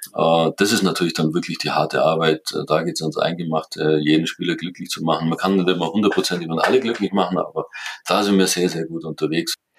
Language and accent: German; Kaufbeuren, Bavaria, Germany; ich bin in Kaufbeuren aufgewachsen, ich bin in Kaufbeuren groß geworden